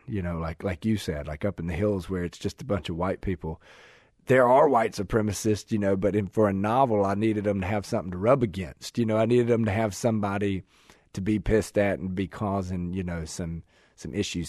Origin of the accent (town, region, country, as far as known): Russellville, Arkansas, United States; born or raised there; also born or lived in Forrest City, Arkansas